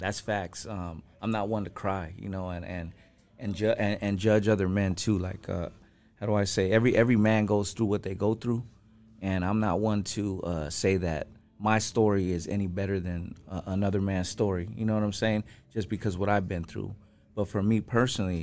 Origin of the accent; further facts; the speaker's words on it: Niland, California, United States; I'm from Nyland. Yeah, it's a little, like the smallest town out there